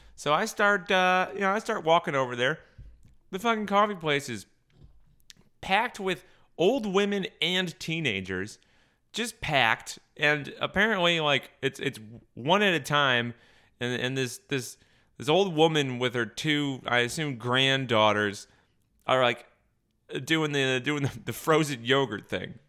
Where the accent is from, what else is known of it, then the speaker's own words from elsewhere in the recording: near Berlin, Connecticut, United States; I grew up right near Berlin, Connecticut